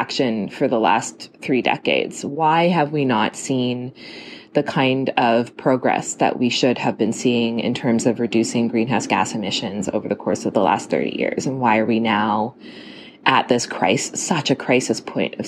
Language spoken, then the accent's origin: English; Toronto, Ontario, Canada; moved away as an adult; also born or lived in Halifax, Nova Scotia; I grew up in Toronto